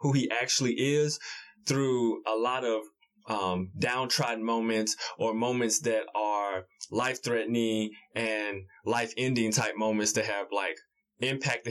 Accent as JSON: {"language": "English", "town": "Memphis", "region": "Tennessee", "country": "United States", "tie": "born or raised there", "said": "we're both from the Memphis area, urban Memphis area. So, you know, we both grew up in the hood."}